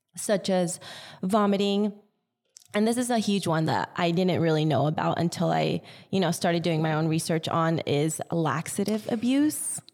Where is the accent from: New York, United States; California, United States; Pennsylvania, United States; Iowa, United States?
California, United States; Yucca Valley; born or raised there; also born or lived in Artesia, California / Los Angeles County